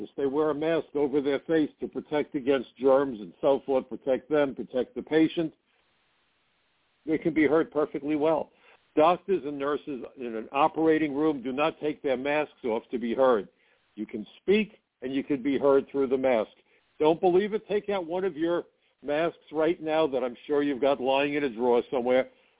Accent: New York, United States; I'm a New Yorker

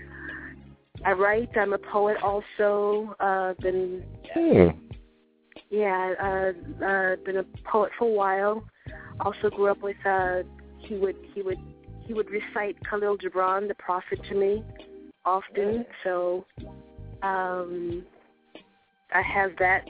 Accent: Miami, Florida, United States; born and raised in Miami

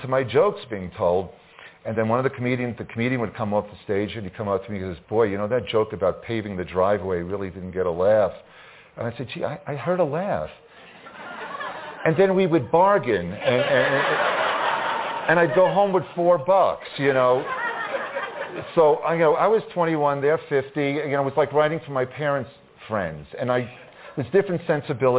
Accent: Long Island, New York, United States; ever since I was a little boy growing up on Long Island

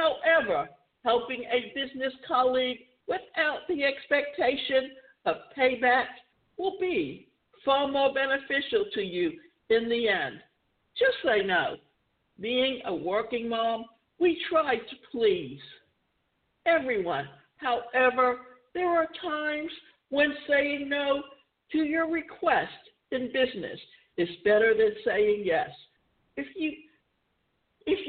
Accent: Savannah, Georgia, United States; I grew up in Savannah

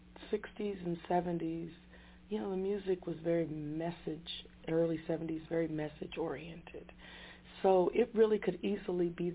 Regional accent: Denver, Colorado, United States; also born or lived in Detroit, Michigan; I grew up in Denver, Colorado.

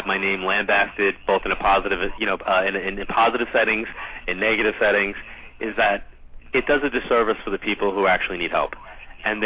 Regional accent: Long Island, New York, United States; Every year I end my travel schedule kind of like in my hometown

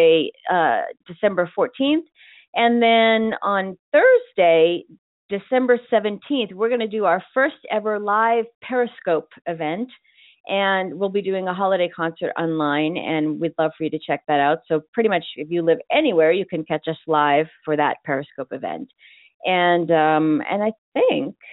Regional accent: Boston, Massachusetts, United States; moved away as an adult; also born or lived in Southern California; now in California, United States; I grew up and I was born and raised in Boston

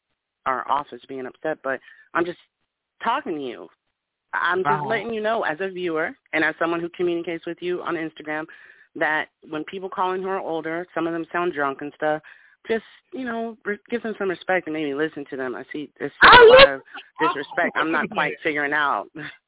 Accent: Texas, United States; I'm from Texas. I know you.

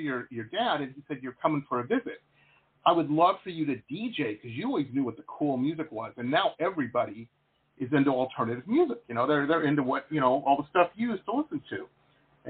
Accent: Detroit, Michigan, United States; moved away as an adult; also born or lived in New Baltimore, Michigan / Boston / San Diego; I grew up in Metro Detroit, and actually I went to high school in a little town just north of Detroit called New Baltimore

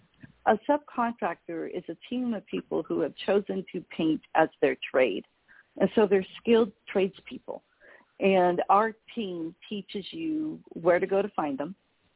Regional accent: Mexico; also born or lived in Belize; I'm fluent in Spanish. I grew up in Mexico and Belize.

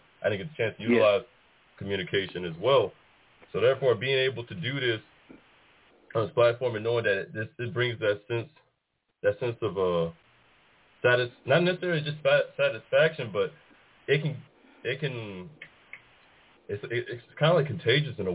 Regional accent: Warren, Arkansas, United States; moved away as an adult; also born or lived in Los Angeles, California; now in Laredo, United States; from the time I turned two, became a native to Warren, Arkansas. Shout out to the graduation class of 2010

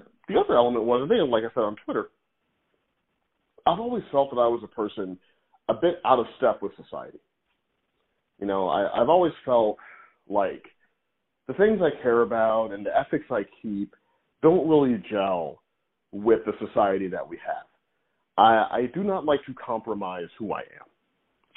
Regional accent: Missouri, United States; moved away; also born or lived in New York; I grew up in Missouri

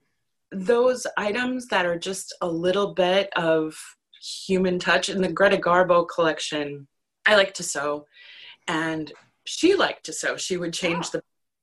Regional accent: Minnesota, United States; I'm from Minnesota

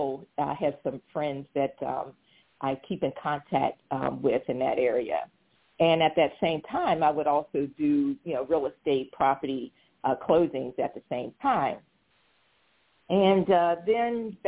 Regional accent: Pittsburgh, Pennsylvania, United States; moved away as an adult; also born or lived in Washington, D.C. area / Virginia; I'm originally from Pittsburgh, Pennsylvania

